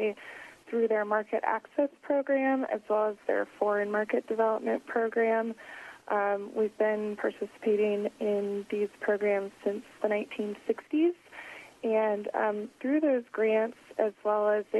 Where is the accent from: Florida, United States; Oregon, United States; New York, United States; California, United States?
Oregon, United States; moved away as an adult; now in Washington, D.C., United States; I'm originally from Oregon